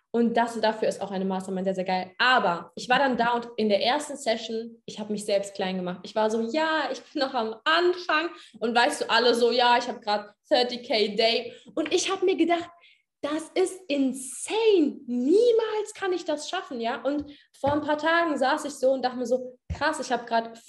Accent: Hesse, Germany; now in Potsdam, Germany; ich komme ja eigentlich aus Hessen, aus einer kleinen Stadt aus Hessen.

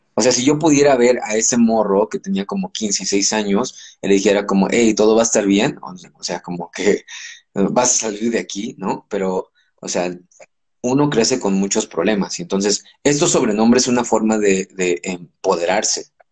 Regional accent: Los Angeles, California, United States; moved away as an adult; also born or lived in Puebla, Mexico; now in Mexico City, Mexico; nací en México, pero crecí en Los Ángeles y ahora llevo 15 años viviendo en México

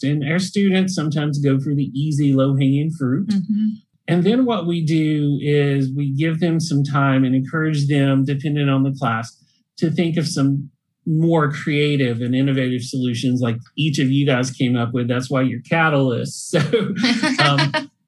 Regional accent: Salisbury, North Carolina, United States; I'm from Salisbury

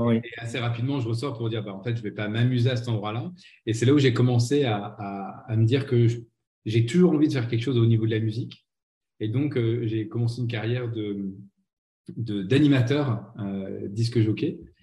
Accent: Nancy, Grand Est, France; moved away as an adult; also born or lived in Aix-en-Provence; une petite radio locale à Nancy qui était mon qui est ma ville natale

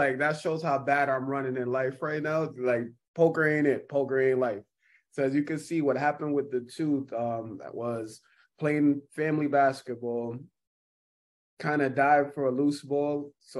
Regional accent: New York City, New York, United States; moved away as an adult; also born or lived in Jamaica / Orange Hill, St. Ann, Jamaica / Texas; now in Miami, United States; Yeah, black dude. I'm from Brooklyn.

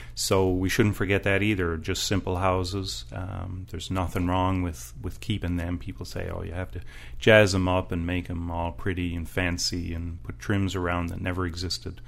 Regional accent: Washington, District of Columbia, United States; I grew up in Georgetown, too

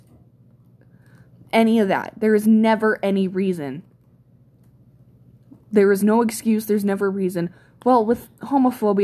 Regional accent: Canada; We're Canadian

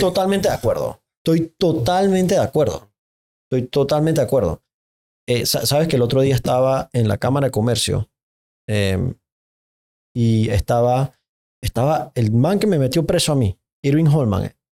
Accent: Panama; Yo como panameño

